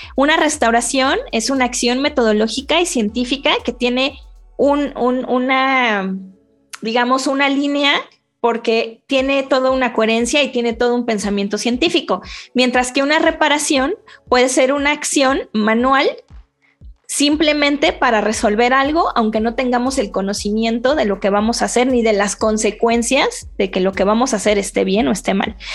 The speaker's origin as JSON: {"language": "Spanish", "region": "Mexico City", "country": "Mexico", "said": "soy chilanga"}